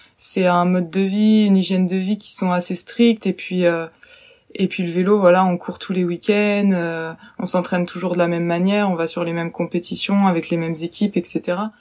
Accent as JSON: {"language": "French", "region": "western France", "country": "France", "lives_now": "Angers, France", "said": "je suis originaire plutôt de l'ouest de la France"}